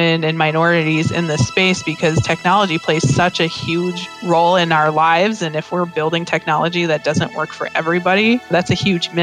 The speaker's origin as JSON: {"language": "English", "region": "Minnesota", "country": "United States", "tie": "born or raised there", "said": "I grew up in Minnesota. I've been here my whole life"}